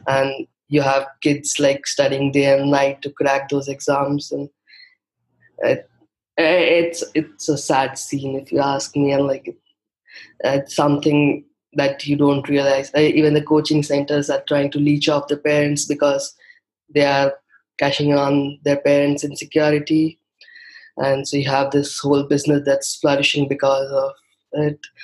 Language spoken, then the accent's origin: English; India; English is a second language; i come from a relatively smaller city in india